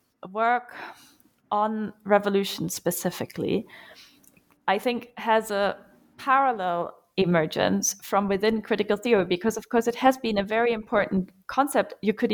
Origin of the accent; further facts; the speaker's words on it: Germany; English is a second language; I'm from Germany. Most of my academic training was spent there. I have spent some time in Cambridge and at the New School as well, though. And I've actually grown up very far away from the university on a little farm doing stuff in the fields and with horses.